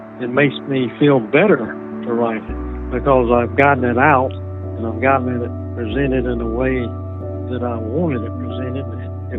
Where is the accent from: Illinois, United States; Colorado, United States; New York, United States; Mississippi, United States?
Mississippi, United States; New Hebron; Well, I grew up in New Hebron, Mississippi, a small town in Lawrence County